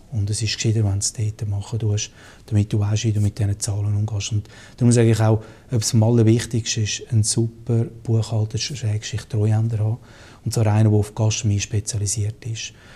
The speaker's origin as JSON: {"language": "German", "country": "Switzerland", "said": "als Schweizer"}